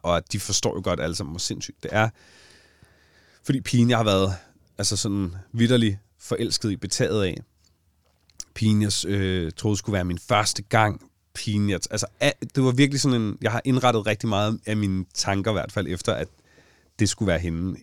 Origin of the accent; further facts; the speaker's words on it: Allinge, Capital Region of Denmark, Denmark; i Allinge, hvor jeg kommer fra